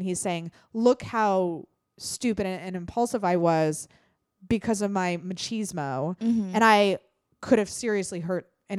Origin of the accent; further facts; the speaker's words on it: Northern Ireland, United Kingdom; I come from a society. I grew up in Northern Ireland in the Troubles.